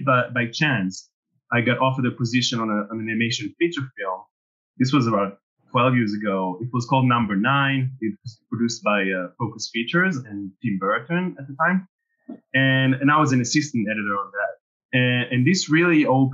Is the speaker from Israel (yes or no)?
yes; Israel; moved away as an adult; now in France; So I actually grew up in Israel. I'm originally from Israel, so kind of small country. And I came to France to study.